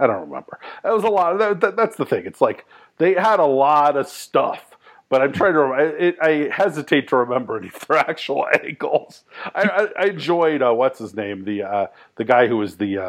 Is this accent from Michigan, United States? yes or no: no; Bay Area, California, United States; moved away as an adult; also born or lived in Washington, D.C.; was not a punk guy in the Bay Area when I was growing up.